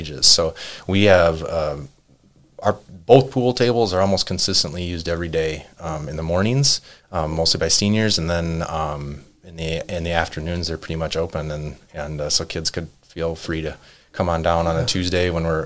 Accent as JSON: {"language": "English", "town": "Truman", "region": "Minnesota", "country": "United States", "also_born_or_lived": "Casper, Wyoming / Maple Grove, Minnesota", "moved": "as an adult", "lives_now": "Buffalo, United States", "said": "I'm originally from Truman, Minnesota, small town of 1,200 people down near Fairmont, so southern Minnesota"}